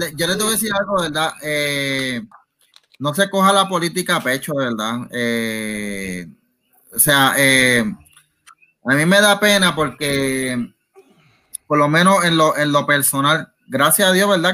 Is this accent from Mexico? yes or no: no; Puerto Rico; somos, en caso de nosotros, somos puertorriqueños